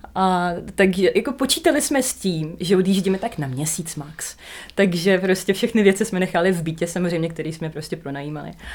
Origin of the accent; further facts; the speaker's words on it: Donbas, Ukraine; first language Russian; Czech is a second language; moved away as an adult; now in Prague, Czech Republic; my jsme vlastně z Donbasu